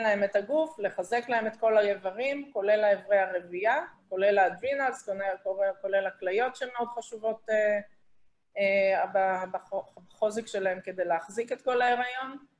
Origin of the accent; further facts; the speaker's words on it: Israel; moved away as an adult; ישראלית שאיבדה אנשים קרובים בטרור אה, בארץ